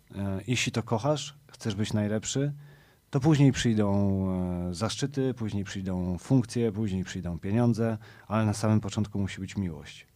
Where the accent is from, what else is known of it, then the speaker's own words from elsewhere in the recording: Warsaw, Masovian Voivodeship, Poland; ja jestem z Pragi Północ, z Kijowskiej, z, z Długasa naprzeciwko Dworca Wschodniego